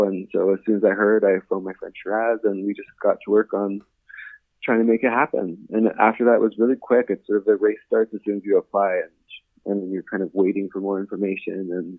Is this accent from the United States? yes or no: no; London, Ontario, Canada; also born or lived in Kitchener-Waterloo, Ontario; now in Victoria, Canada; I grew up in London, Ontario. And then I lived in Kitchener-Waterloo, where I sort of found my people and my creative sort of roots, and then moved out west to Victoria